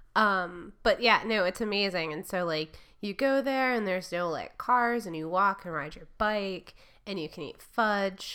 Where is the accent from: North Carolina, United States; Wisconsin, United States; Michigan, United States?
Michigan, United States; moved away; where I grew up in Michigan